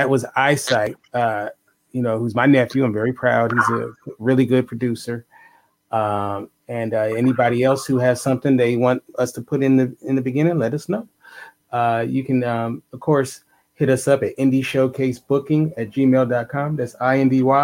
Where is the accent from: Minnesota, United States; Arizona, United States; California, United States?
California, United States; Los Angeles; I'm from Los Angeles, but I have a lot of Chicago family